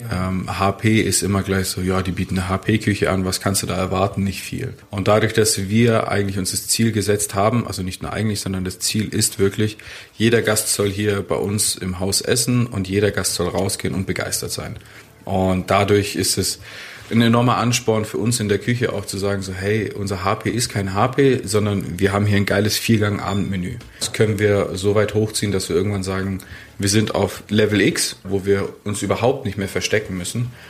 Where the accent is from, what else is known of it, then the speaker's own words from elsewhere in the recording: Stuttgart, Baden-Württemberg, Germany; Nein, ich bin Stuttgarter ursprünglich.